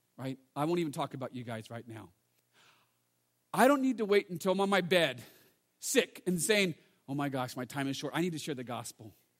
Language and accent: English; United States; also born or lived in England; I'm from America, but we're both Chinese anyways